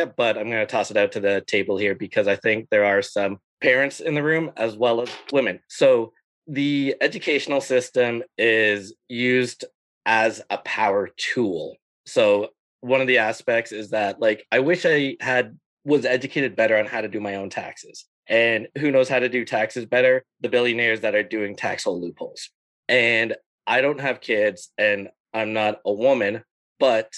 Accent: Burlington, Ontario, Canada; growing up in Burlington with whitewashed media

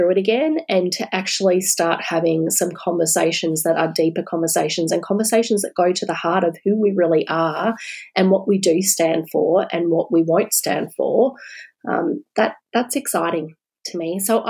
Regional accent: Australia; a sense of pride again, actually, about being an Australian.

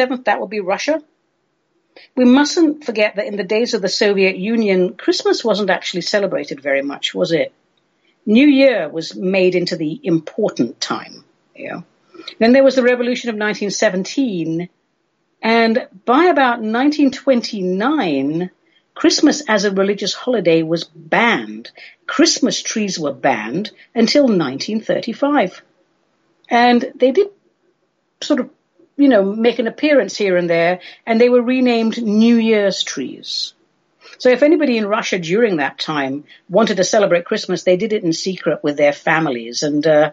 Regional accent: London, United Kingdom; So my race ancestry is Armenian, but we grew up in London

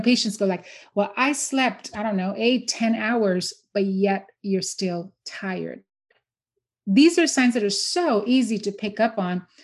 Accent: India; now in Houston, Texas, United States; so I grew up in India. I'm born and raised in India.

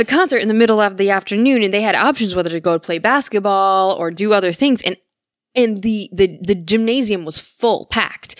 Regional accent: Michigan, United States; I'm from Michigan

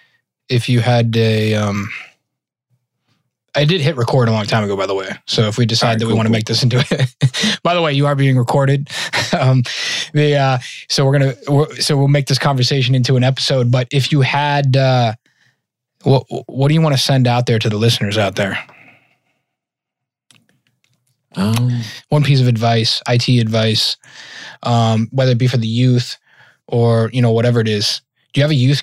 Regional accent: Massachusetts, United States; moved away; also born or lived in Colorado / Northern Virginia; I'm originally from Massachusetts.

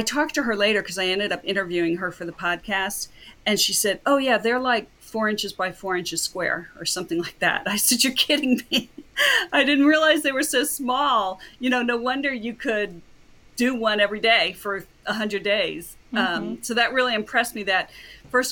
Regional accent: Cocoa Beach, Florida, United States; now in Palm Beach County, United States; I grew up in Cocoa Beach, Florida, which is only a little over 2 hours north of here

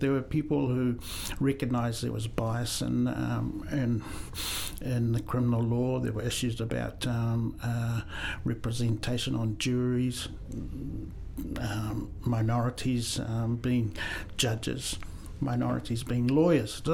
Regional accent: New Zealand; also born or lived in Samoa / Christchurch, New Zealand; I was born in Samoa, uh, came to New Zealand when I was seven, so all my formal education is here in New Zealand

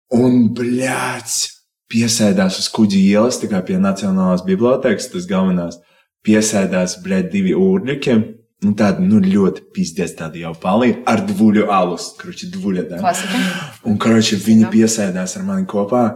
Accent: Riga, Latvia; es esmu no Bolderājas. es esmu izdzīvojis pret līdz cik 18, gandrīz 19 gadiem Bolderājā.

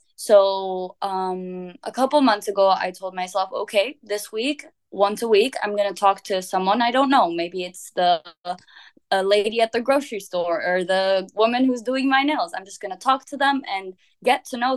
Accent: Vienna, Austria; also born or lived in Lebanon (ancestry); now in Barcelona, Spain; when I was growing up in Vienna

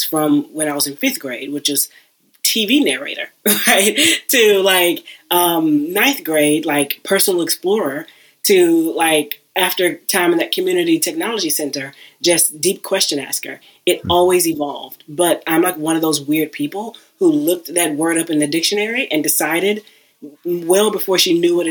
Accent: Houston, Texas, United States; I'm originally from Houston, and I worked at a community technology center

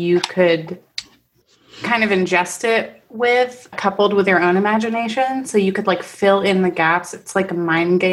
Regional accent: East Coast of Florida near Orlando, United States; moved away as an adult; now in Canada; I grew up on the East Coast near Orlando and, you know, near the Kennedy Space Center.

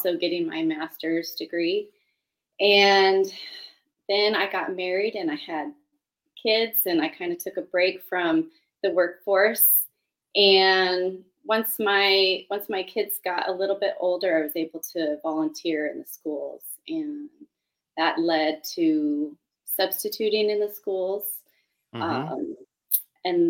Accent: California, United States; now in Clark County, Washington, United States; I'm originally from California

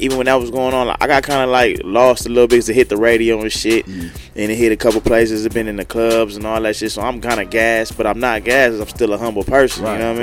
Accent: Los Angeles, California, United States; I'm from South Central California

